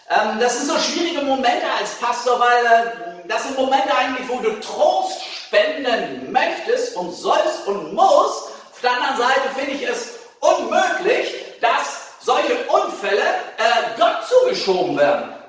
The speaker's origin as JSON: {"language": "German", "town": "Hannover", "region": "Lower Saxony", "country": "Germany", "said": "Also als Hannoveraner kann ich dir nicht empfehlen, nach Braunschweig zu studieren"}